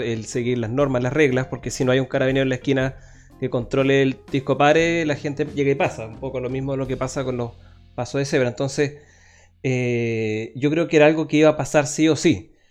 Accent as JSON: {"language": "Spanish", "country": "Chile"}